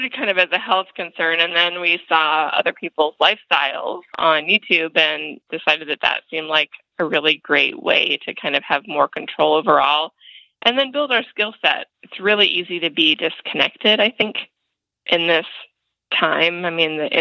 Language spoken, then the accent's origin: English; Los Angeles, California, United States; moved away as an adult; now in Indiana, United States; I'm actually from Los Angeles and grew up there until I was 26. So I'm a city girl, born and raised